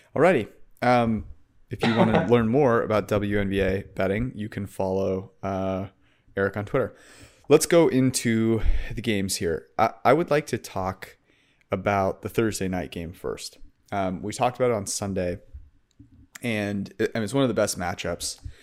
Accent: San Francisco Bay Area, California, United States; I'm from San Francisco Bay Area

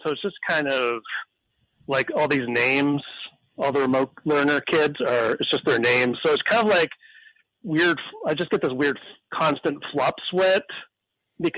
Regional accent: Canada; moved away; I grew up in Canada

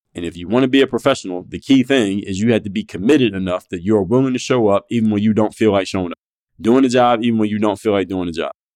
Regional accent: Philadelphia, Pennsylvania, United States; now in Miami, United States; I live in Miami, Florida, but I'm actually from Philadelphia, P

